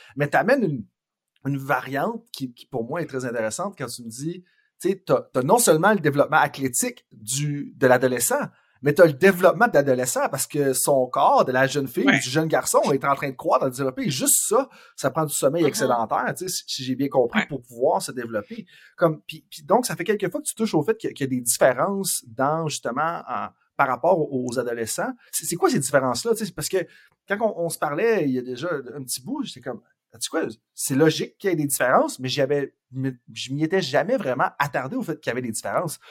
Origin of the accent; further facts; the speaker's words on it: Saint-Georges, Quebec, Canada; Je viens de Saint-Georges-de-Beauce